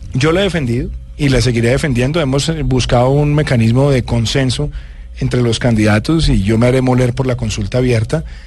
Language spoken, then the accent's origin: Spanish; Bogotá, Bogotá Capital District, Colombia; also born or lived in Medellín, Colombia; me vine a Bogotá prácticamente seis meses antes de que mis papás llegaran de Medellín